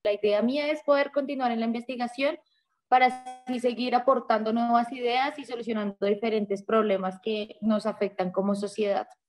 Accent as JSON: {"language": "Spanish", "region": "Bogotá", "country": "Colombia", "tie": "born or raised there", "said": "Yo estudié en un colegio que queda frente al río Bogotá"}